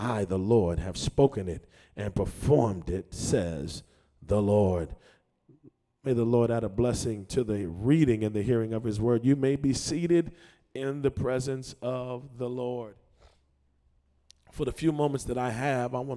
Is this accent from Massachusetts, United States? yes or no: yes; Boston, Massachusetts, United States; I grew up in Morningstar Baptist Church, 1257 Blue Hill Ave, Mattapan, Massachusetts, 02126.